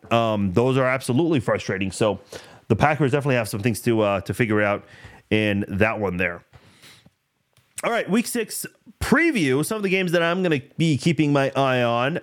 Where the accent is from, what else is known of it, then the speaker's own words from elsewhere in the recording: Iran; now in United States; I'm from Iran